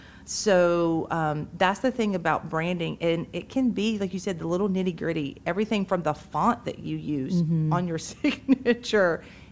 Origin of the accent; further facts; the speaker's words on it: Moultrie, Georgia, United States; now in Perry, United States; I grew up growing up in Moultrie.